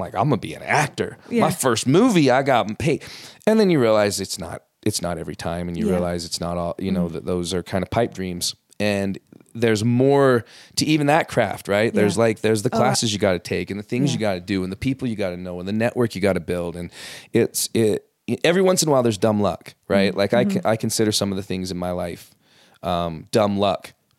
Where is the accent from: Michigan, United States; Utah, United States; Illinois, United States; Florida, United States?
Utah, United States; West Jordan; also born or lived in Los Angeles; I grew up here. In West Jordan, actually.